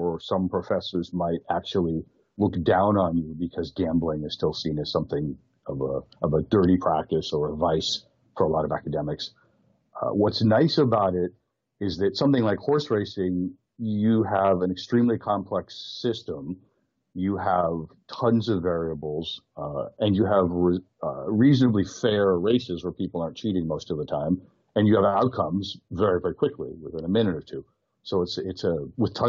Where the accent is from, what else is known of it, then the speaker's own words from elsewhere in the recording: United States; moved away as an adult; now in Hong Kong; I'm originally American. I've now been living in Hong Kong for many years